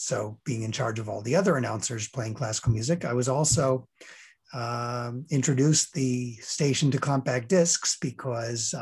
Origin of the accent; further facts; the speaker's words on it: New York, United States; moved away as an adult; now in Chicago, United States; Growing up in New York